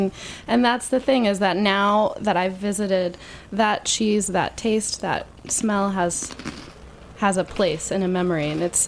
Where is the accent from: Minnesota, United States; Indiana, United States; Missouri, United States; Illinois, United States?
Indiana, United States; moved away; Indiana, my home state.